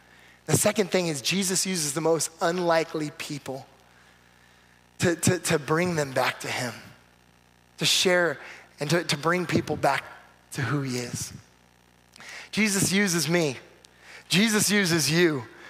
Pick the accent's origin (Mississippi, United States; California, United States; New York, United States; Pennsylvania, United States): California, United States; man, you were in California for a little bit, you moved back, I'm from California, so we're connecting.